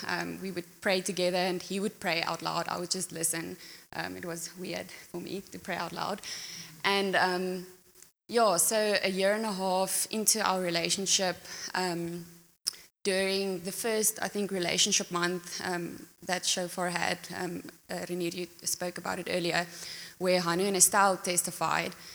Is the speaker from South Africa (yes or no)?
yes; Pretoria, Gauteng, South Africa; moved away as an adult; now in Secunda, South Africa; I grew up in Pretoria